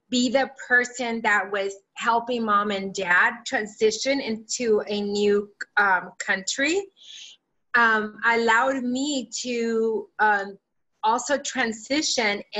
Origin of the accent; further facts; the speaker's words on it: California, United States; English is a second language; i learned english as a second language in third and fourth grade and then i remembered um, I grew up in the San Gabriel Valley back when, um, if you're, if that's in Southern California.